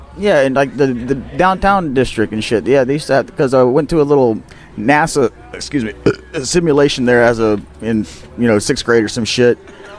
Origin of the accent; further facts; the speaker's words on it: Colorado, United States; now in Louisiana, United States; I grew up fly fishing in Colorado